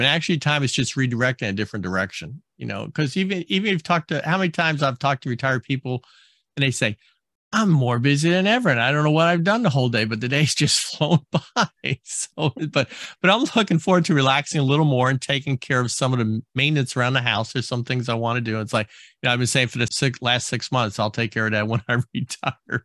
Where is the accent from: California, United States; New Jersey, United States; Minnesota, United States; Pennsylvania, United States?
New Jersey, United States; moved away; I grew up on the East Coast in New Jersey